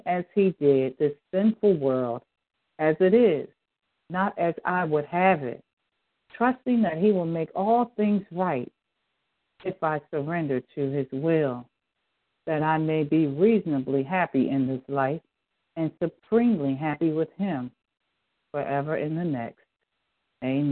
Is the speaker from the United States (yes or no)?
yes; Philadelphia, Pennsylvania, United States; at the age of 9 when I was growing up in Philadelphia.